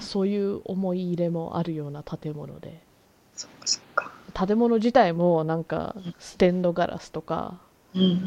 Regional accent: Canada; カナダ生まれカナダ育ちだからさ

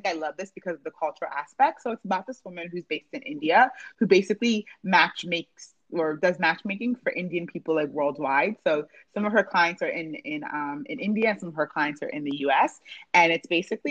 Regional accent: Nigeria

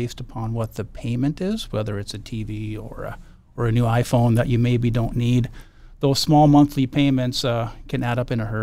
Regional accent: Bismarck, North Dakota, United States; also born or lived in Dickinson, North Dakota / Grand Forks, North Dakota; I was born in Dickinson, North Dakota. We actually moved to Bismarck when I was young in first grade. So I grew up in Bismarck

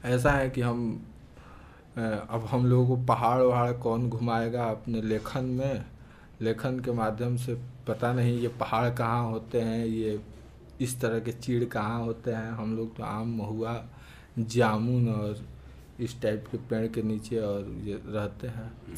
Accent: Pandeypur village, Brahmpur police station, Bihar, India; also born or lived in Arrah; हमारे गांव जो पांडेपुर नामक एक गांव है ब्रह्मपुर थाने के अंतर्गत है

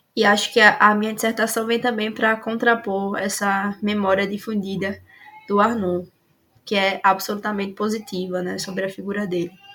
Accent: Alagoas, Brazil; eu sou de Alagoas

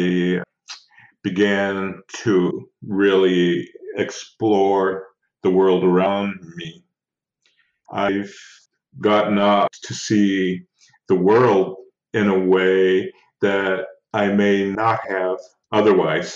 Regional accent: Six Nations Reserve, Southern Ontario, Canada; now in Ottawa, Canada; I'm Indigenous from the Six Nations Reserve in Southern Ontario

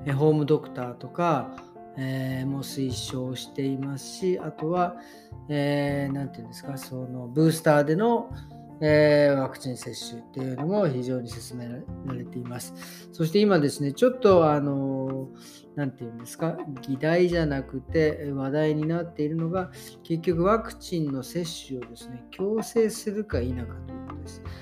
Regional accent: Japan; born or raised there

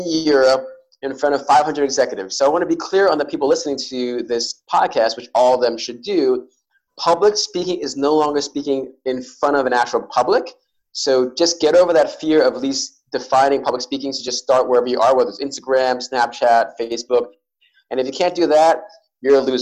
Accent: New York City, New York, United States; I was born and raised in New York City

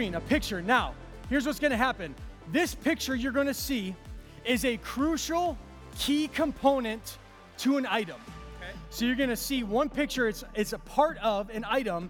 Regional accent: Illinois, United States; I'm from Illinois.

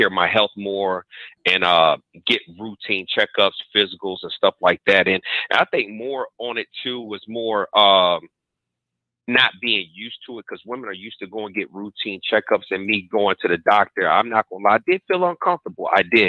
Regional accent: Virginia, United States; now in Texas, United States; I'm originally from Virginia, man, but I live in Texas. Now.

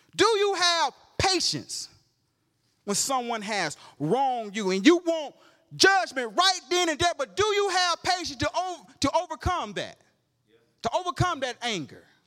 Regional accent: Georgia, United States; I'm from Georgia

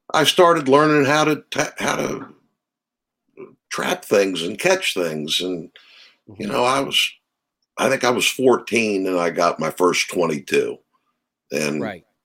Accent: Maryland, United States; I grew up in Maryland.

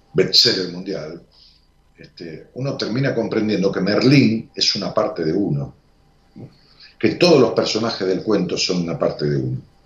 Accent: Buenos Aires Province, Argentina; now in Buenos Aires, Argentina; No soy porteño, vivo en Capital, pero nací en el Gran Buenos Aires y viví toda mi vida en, la provincia de Buenos Aires

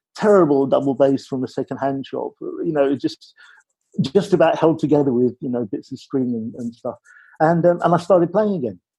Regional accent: Ireland; moved away; I'm Irish, I come from Ireland, and I come from a family where everybody made music

